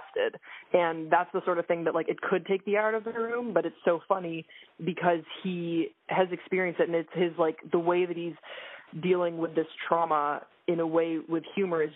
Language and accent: English; Belgium; now in United States; I was raised in Belgium, and I identify as a Belgian-American